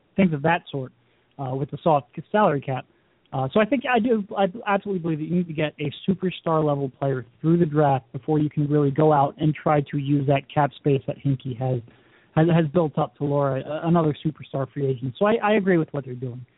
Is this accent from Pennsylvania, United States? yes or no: yes; Philadelphia, Pennsylvania, United States; I grew up in the Philadelphia area.